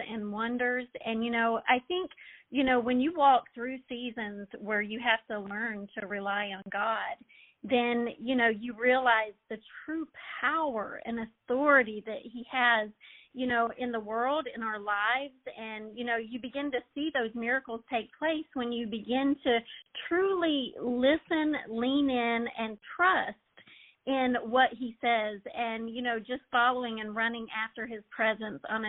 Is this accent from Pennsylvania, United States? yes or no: no; Georgia, United States; I am a Georgian